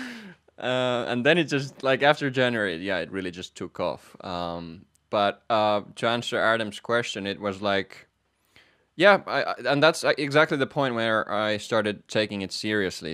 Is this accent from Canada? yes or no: no; Finland; moved away as an adult; also born or lived in Manchester, United Kingdom / Netherlands; I am from Finland